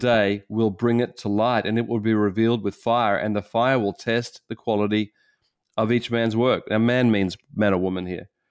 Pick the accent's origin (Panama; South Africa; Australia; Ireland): Australia; as an Australian